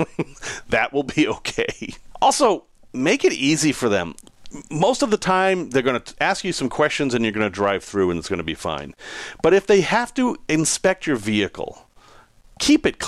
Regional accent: United States; I grew up in the States

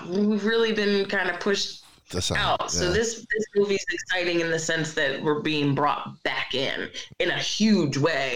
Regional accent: Philadelphia, Pennsylvania, United States; also born or lived in Brooklyn; I have lived in Philly my entire life

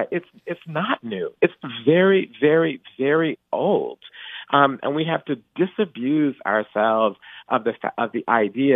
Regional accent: Atlanta, Georgia, United States; I grew up in Atlanta in the 1980s.

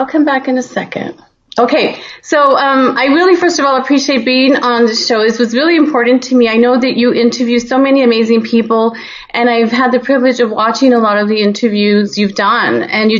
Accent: El Paso, Texas, United States; so I grew up in Texas, and, you know, El Paso is actually dominantly Hispanic. So being, you know, of the population and being a Latina myself

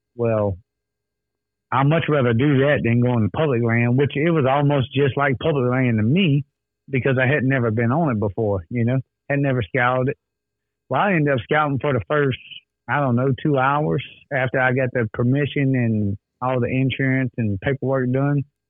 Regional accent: the South, United States; we're from the South

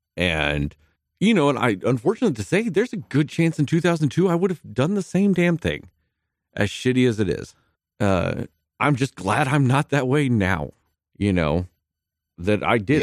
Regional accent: Midland, Texas, United States; growing up in Midland, Texas

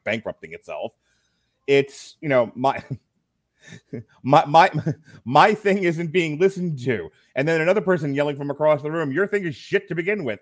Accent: New York, United States; moved away as an adult; now in Florida, United States; I'm from New York.

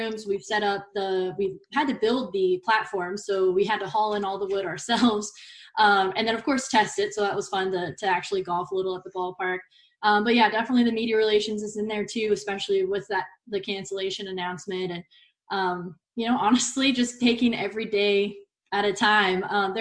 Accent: Dallas, Texas, United States; moved away as an adult; also born or lived in Alaska; now in Portland, United States; I grew up in Dallas, so there was no ocean near me.

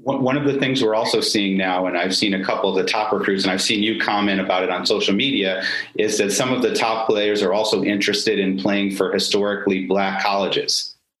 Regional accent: Syracuse, New York, United States; I grew up in Syracuse also

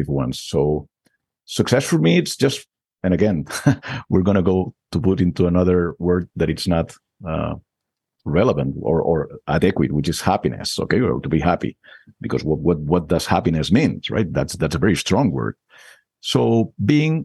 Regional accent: Barcelona, Catalonia, Spain; English is a second language; moved away as an adult; now in United States; I was born and raised in Barcelona

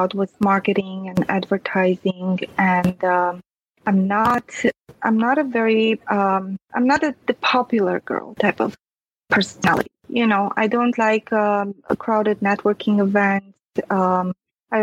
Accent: Transylvania, Romania; English is a second language; moved away; I was born and raised in Transylvania, so I'm a Latin-based language speaker.

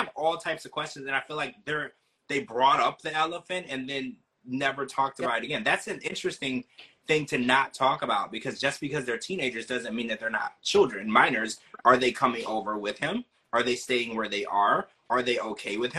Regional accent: Louisiana, United States; where I grew up in Louisiana

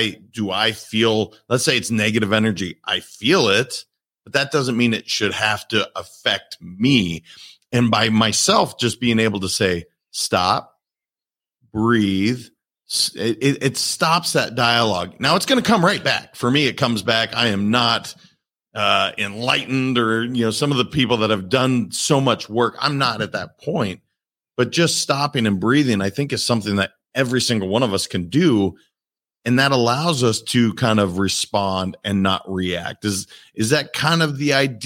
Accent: Montana, United States; moved away; I'm from Montana originally. So nature is a huge part of how I grew up

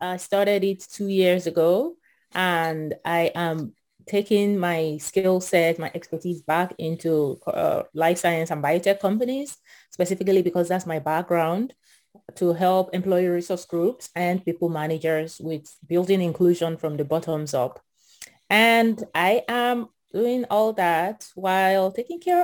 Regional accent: Akure, Ondo, Nigeria; moved away as an adult; also born or lived in Houston, Texas / California; now in United States; I was born and raised in Nigeria, in a small town called Akure. It's in the southwestern part of Nigeria

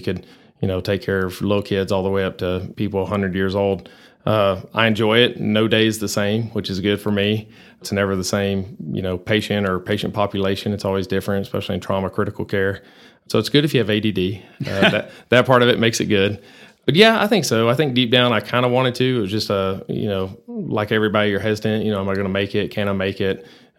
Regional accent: Abilene, Texas, United States; now in Amarillo, United States; Well, I grew up in Abilene, always been a Texas boy.

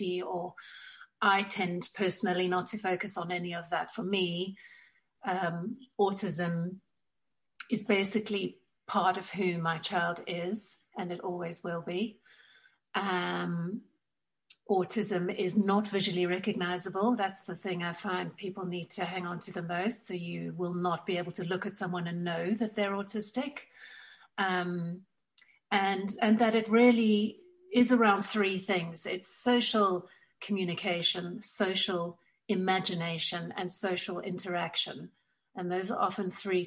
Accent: South Africa; now in Tunbridge Wells, United Kingdom; You will pick up from my accent that I was born and raised in South Africa

